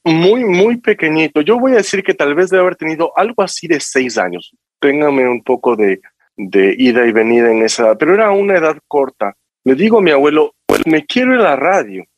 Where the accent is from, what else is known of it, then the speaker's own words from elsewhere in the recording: Quito, Pichincha, Ecuador; moved away as an adult; nací en Quito, estudié en Quito hasta mm, todo mi colegio